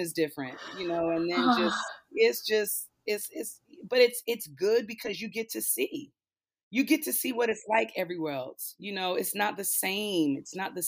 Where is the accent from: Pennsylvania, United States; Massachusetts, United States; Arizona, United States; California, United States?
Pennsylvania, United States; now in Atlanta, United States; I come from Pennsylvania